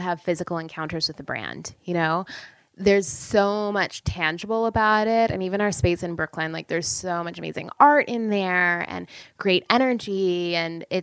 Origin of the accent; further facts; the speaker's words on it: Canada; now in United States; I'm from Canada